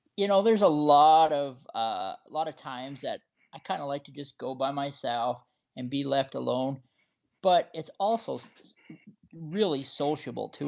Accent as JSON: {"language": "English", "region": "Montana", "country": "United States", "tie": "born or raised there", "said": "I was born and raised in Montana"}